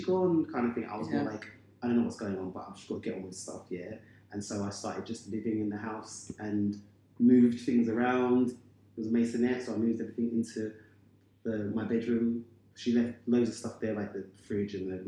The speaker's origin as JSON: {"language": "English", "region": "London", "country": "United Kingdom", "tie": "born or raised there", "said": "I have six brothers and sisters, but our family, I'm from Bermondsey"}